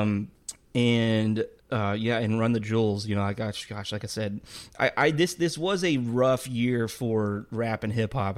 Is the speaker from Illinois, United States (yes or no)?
no; Texas, United States; I'm from Texas.